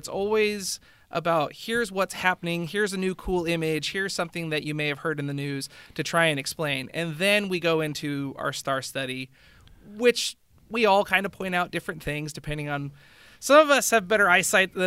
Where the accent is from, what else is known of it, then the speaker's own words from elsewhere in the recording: Willamette Valley, Oregon, United States; growing up in the Willamette Valley